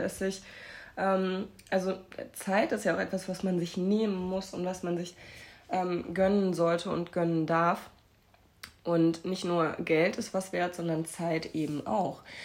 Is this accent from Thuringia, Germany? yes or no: yes; Erfurt, Thuringia, Germany; now in Hamburg, Germany; von Erfurt ist, wo meine Familie wohnt, wo ich herkomme ursprünglich